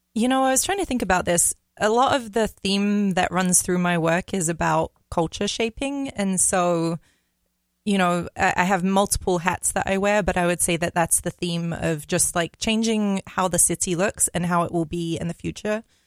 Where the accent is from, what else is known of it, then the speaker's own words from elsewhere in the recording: London, United Kingdom; moved away as an adult; now in Minneapolis, United States; I'm from London, so okay. I I live there. My my whole life until I was 25